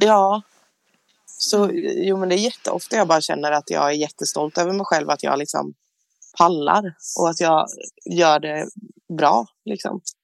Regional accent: Jönköping, Jönköping County, Sweden; moved away; jag är hemma i Jönköping

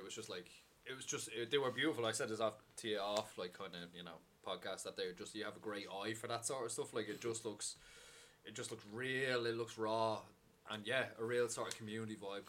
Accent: Dublin, Leinster, Ireland; Even me growing up in Drimnagh and stuff like

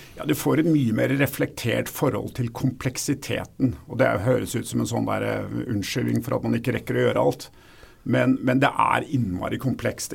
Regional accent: Oslo, Norway; Jeg kommer fra Oslo

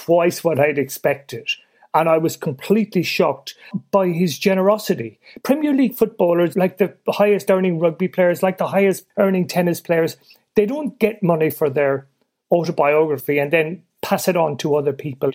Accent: Ireland; I'm Irish born and raised, and we didn't grow up supporting England

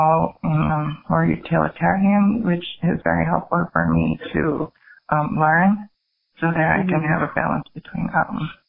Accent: South Korea; moved away as an adult; now in New York, United States; when I grew up in Korea, society was a little more conservative compared to here

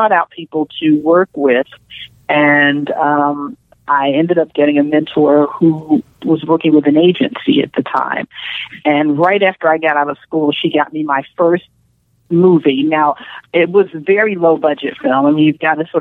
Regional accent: Philadelphia, Pennsylvania, United States; moved away as an adult; also born or lived in Chicago; now in Los Angeles, United States; I'm originally from Philadelphia.

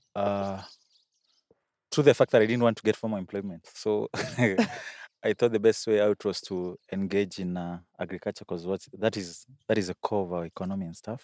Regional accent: Makueni County, Kenya; I come from Akwene.

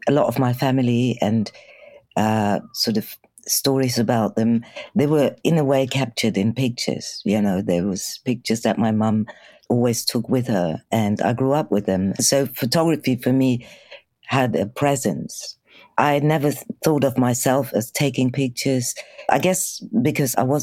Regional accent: Germany; moved away as an adult; also born or lived in Bulgaria; now in United Kingdom; I was born in Bulgaria and my mum decided to leave Bulgaria. So when I was around six, we managed to get to Germany, and that's where, in West Germany, where I grew up.

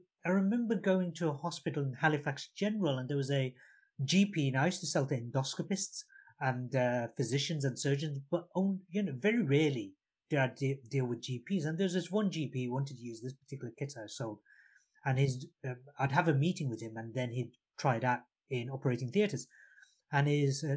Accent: Bangladesh; moved away; Coming from a country, I was born in Bangladesh, which was East Pakistan at the time.

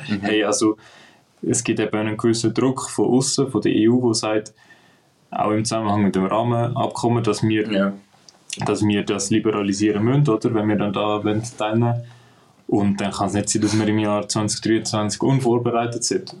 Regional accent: Switzerland; bei uns in der Schweiz

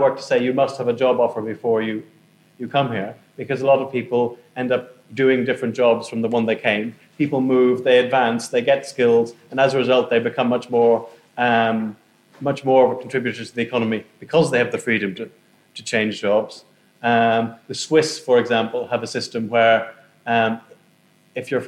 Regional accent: Ireland; moved away as an adult; now in United Kingdom

